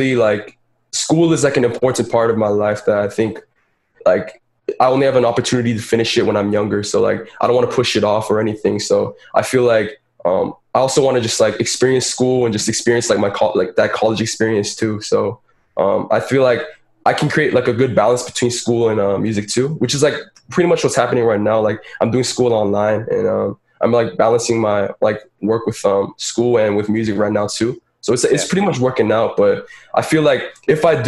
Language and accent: English; Santa Clarita, California, United States; I immigrated here when I was 5 years old, but I grew up most of my life in Santa Clarita, Valencia, California